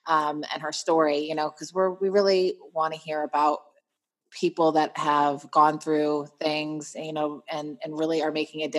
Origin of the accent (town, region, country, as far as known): Florida, United States